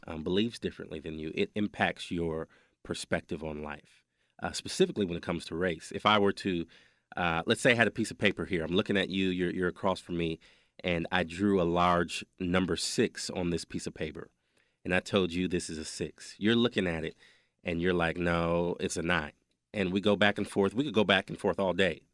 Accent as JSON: {"language": "English", "region": "Wisconsin", "country": "United States", "tie": "born or raised there", "said": "We grew up in Wisconsin"}